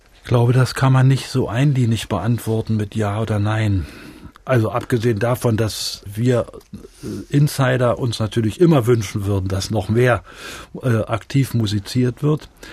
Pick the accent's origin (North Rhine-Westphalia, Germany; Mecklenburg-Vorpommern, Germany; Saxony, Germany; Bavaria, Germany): Mecklenburg-Vorpommern, Germany; Greifswald; moved away as an adult; also born or lived in Brandenburg an der Havel / Rostock / Leipzig; ich bin ja in Greifswald dann äh, aufgewachsen in meiner ganzen Schulzeit.